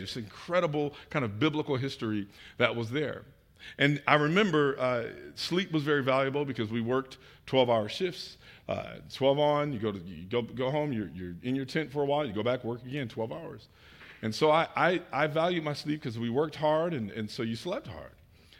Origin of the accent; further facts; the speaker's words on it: Detroit, Michigan, United States; also born or lived in Chicagoland; now in Atlanta, United States; We moved from the Chicagoland area. I am from Detroit, but spent time in the military and business and moved a lot of different places.